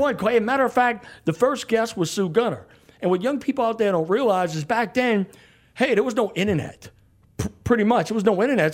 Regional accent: New Orleans, Louisiana, United States; moved away as an adult; now in Baton Rouge, United States; somebody who was born and raised down there

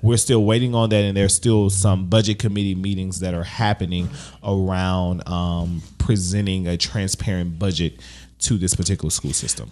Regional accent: Baton Rouge, Louisiana, United States; what I've seen in Baton Rouge, growing up in Baton Rouge

